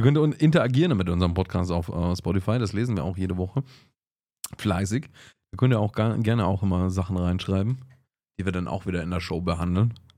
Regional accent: Augsburg, Bavaria, Germany; bei uns in Augsburg

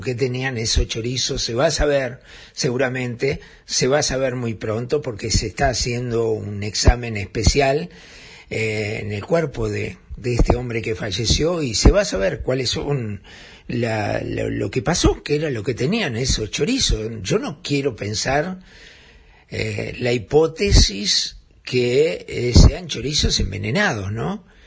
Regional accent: Uruguay; somos los uruguayos

